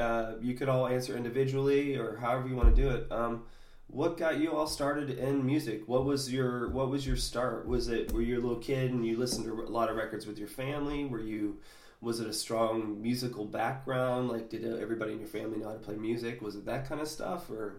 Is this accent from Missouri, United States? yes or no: no; New Hampshire, United States; now in Florida, United States; That's actually why I ended up moving to Florida myself. I'm originally from New Hampshire, and my grandfather, the weather was too bad for him.